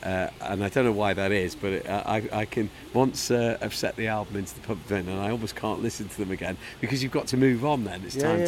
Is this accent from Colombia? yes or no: no; London, United Kingdom; accent: Cockney; my dodgy Cockney accent.